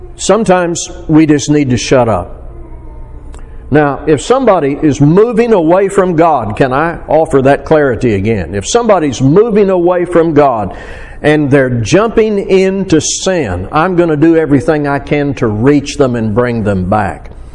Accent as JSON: {"language": "English", "region": "Arkansas", "country": "United States", "moved": "yes", "lives_now": "South Texas, United States", "said": "I'm from Arkansas. So there are certain things about my upbringing and location and culture"}